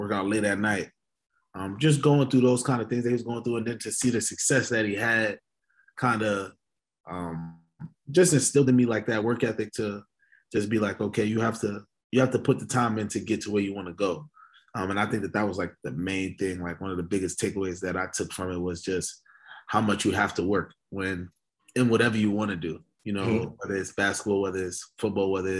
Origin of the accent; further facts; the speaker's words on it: New York City, New York, United States; I was born in New York City, raised there, Harlem, New York